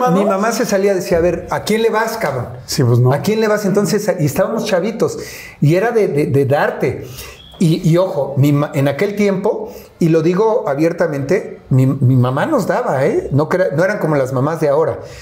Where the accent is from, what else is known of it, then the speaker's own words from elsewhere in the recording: Mexico City, Mexico; no solamente vivía, yo nací en Iztapalapa